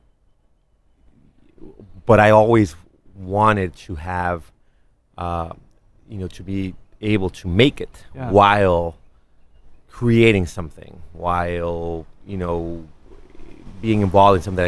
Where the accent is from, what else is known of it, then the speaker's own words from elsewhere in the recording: Mexico; now in Los Angeles, United States; I was raised in Mexico